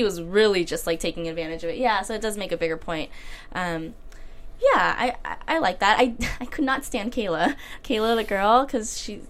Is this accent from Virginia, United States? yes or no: yes; Virginia, United States; being ethnic, yeah, and I grew up in Virginia